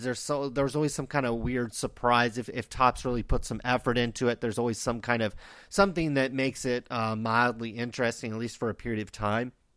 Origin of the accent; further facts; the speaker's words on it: Stockton, California, United States; I grew up in Stockton, California.